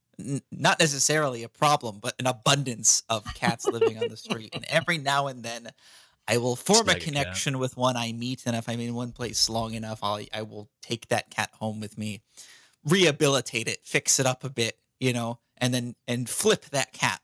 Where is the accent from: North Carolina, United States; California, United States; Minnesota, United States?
California, United States; I'm American. I'm from California